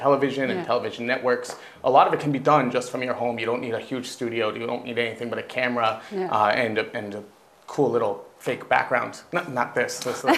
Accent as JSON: {"language": "English", "region": "England", "country": "United Kingdom", "said": "I'm an English stand-up comedian."}